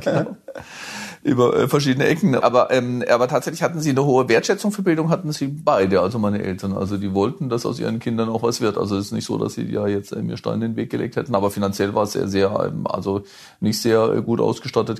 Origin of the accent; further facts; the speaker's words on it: Hochschwarzwald, Baden-Württemberg, Germany; moved away; also born or lived in London; in meinem Heimatdorf, in, im, im, im Hochschwarzwald